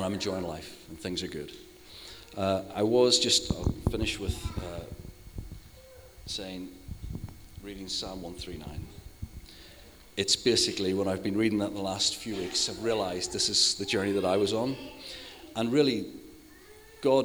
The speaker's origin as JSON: {"language": "English", "region": "Northern Ireland", "country": "United Kingdom", "moved": "yes", "said": "I'm her older brother. I'm from Northern Ireland"}